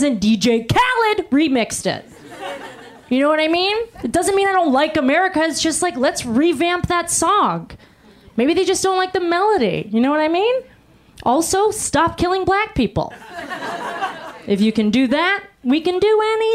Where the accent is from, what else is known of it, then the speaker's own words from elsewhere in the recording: Pittsburgh, Pennsylvania, United States; I was born in Pittsburgh, Pennsylvania